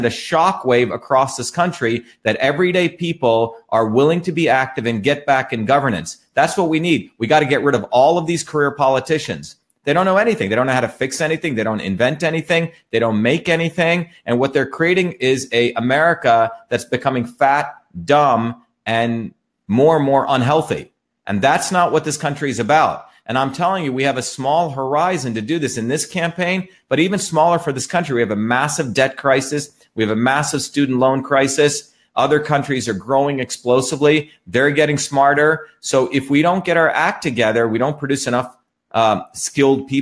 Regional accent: India; also born or lived in New Jersey; now in Massachusetts, United States; I grew up in India, where my grandparents were poor village farmers.

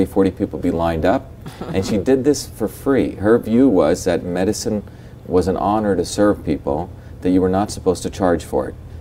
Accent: Mumbai, Maharashtra, India; also born or lived in South India; So, but I grew up in Bombay, but I also spent at least a third of my life in a small village in deep South India.

